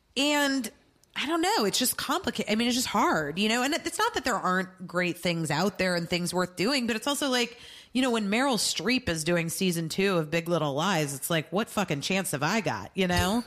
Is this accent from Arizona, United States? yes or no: yes; Arizona, United States; I'm from Arizona